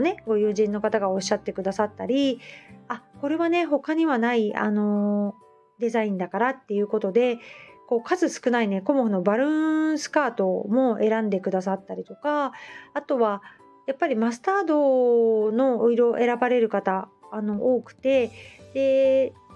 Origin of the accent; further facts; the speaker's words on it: Hamamatsu, Shizuoka, Japan; now in Kamakura, Japan; 浜松にね出身